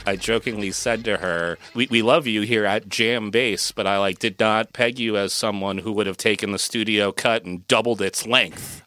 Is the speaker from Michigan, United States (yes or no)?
no; Massachusetts, United States; moved away as an adult; also born or lived in San Francisco Bay Area, California; moving my family from the San Francisco Bay Area back to my hometown here in Massachusetts